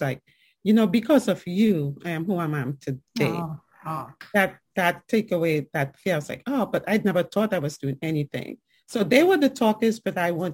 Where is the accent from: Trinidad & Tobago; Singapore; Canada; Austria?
Trinidad & Tobago; accent: island and New York accent; also born or lived in New York, United States; now in Fayetteville, United States; growing up in Trinidad and Tobago as a young woman